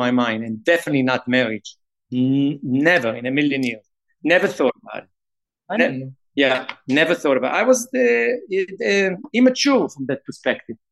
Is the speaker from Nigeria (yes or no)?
no; Israel; moved away as an adult; also born or lived in Brooklyn, New York; now in New York, United States; It was great growing up in Israel